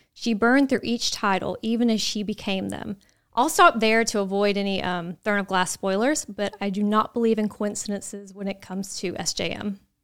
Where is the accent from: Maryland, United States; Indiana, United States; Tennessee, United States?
Tennessee, United States; Nashville; we're from Nashville, so we're gonna try to keep our accents out of pronouncing names